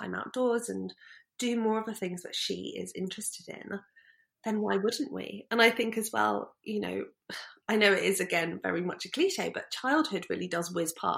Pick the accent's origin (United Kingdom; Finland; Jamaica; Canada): United Kingdom; Brighton, South East England; We grew up in Brighton